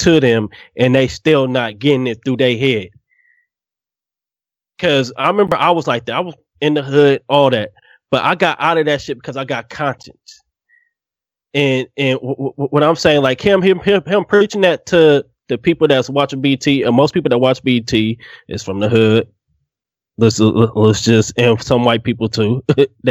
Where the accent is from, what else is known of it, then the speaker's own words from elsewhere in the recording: Northern California, United States; me and Q grew up. We grew up in California